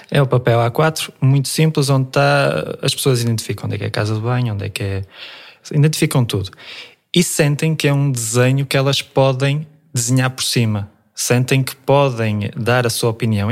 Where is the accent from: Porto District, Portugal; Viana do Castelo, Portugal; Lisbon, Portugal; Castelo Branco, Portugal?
Viana do Castelo, Portugal; Vila Praia de Âncora; also born or lived in Almada / Afife; eu nasci, nasci em Almada, mas os meus pais vieram muito cedo para a Vila Praia de Âncora e sempre surfei aqui em Afif